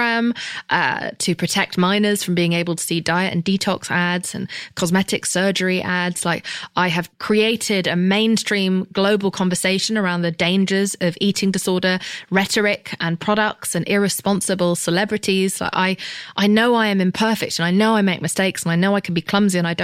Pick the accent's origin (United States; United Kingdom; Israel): United Kingdom; England; I'm English